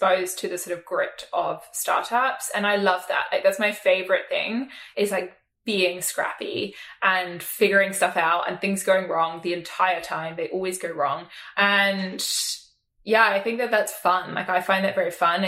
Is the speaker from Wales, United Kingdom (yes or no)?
no; South East England, United Kingdom; I grew up in England, sort of just southwest of London.